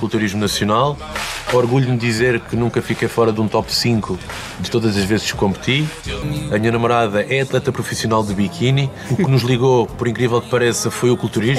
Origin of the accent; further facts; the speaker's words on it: Barcelos, Norte, Portugal; tenho 50 anos, venho de Barcelos